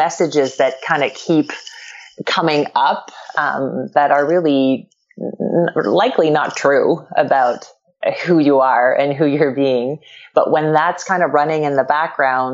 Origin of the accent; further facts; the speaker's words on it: Quebec, Canada; first language French; English is a second language; now in Los Angeles, United States; I grew up, I'm from Quebec, and so French is a first language for me